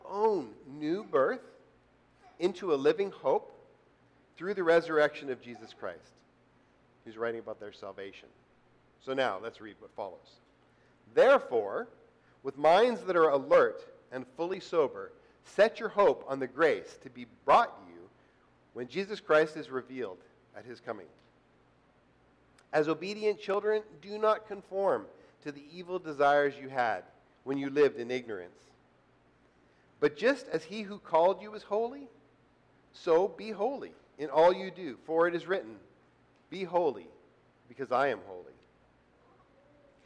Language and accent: English; Canada; I'm from Canada